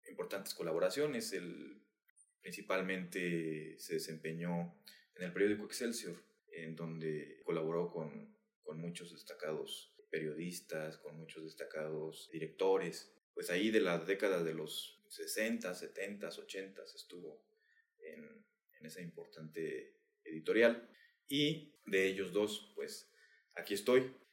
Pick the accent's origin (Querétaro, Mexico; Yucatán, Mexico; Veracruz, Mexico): Querétaro, Mexico; San Juan del Río; sanjuanense, eh, soy queretano, eh, mexicano, orgullosamente. He tenido una, una vida de, de diferentes aspectos, he vivido en diferentes lugares